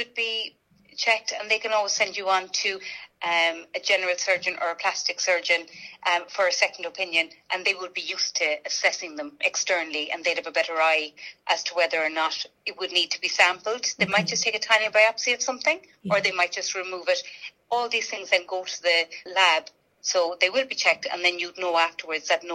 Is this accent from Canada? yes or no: no; Ireland; we as Irish people with fair skin